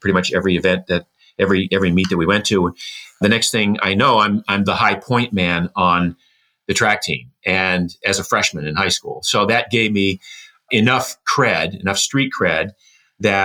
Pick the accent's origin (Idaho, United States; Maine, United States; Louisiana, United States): Maine, United States; Boothbay Harbor; I was born in Booth Bay Harbor, Maine. It's a fishing village, a small fishing village.